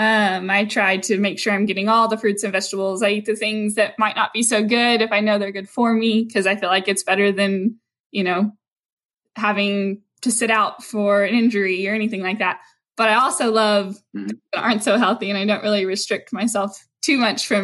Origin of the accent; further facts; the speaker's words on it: Brackettville, Texas, United States; moved away as an adult; also born or lived in Dallas, Texas; I'm from Brackettville, which is a really small town, and moved to Dallas